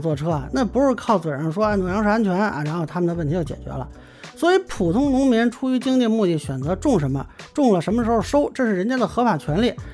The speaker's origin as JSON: {"language": "Chinese", "town": "Lintong", "region": "Shaanxi", "country": "China", "tie": "born or raised there", "also_born_or_lived": "Beijing (parents)", "moved": "yes", "said": "你像我父母呢是北京知青，我小时候在陕西临潼县住过很多年，那片当时主要的是种的玉米和小麦啊。"}